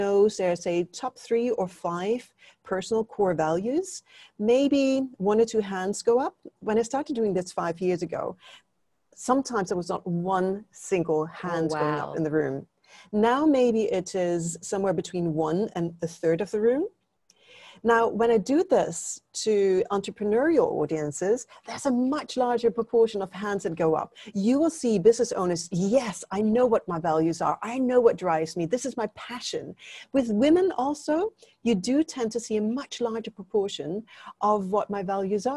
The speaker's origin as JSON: {"language": "English", "country": "Denmark", "moved": "yes", "lives_now": "Singapore", "said": "You introduced me as being from Denmark. Yes, I'm from Denmark. I've lived in Singapore longer than I've lived in Denmark."}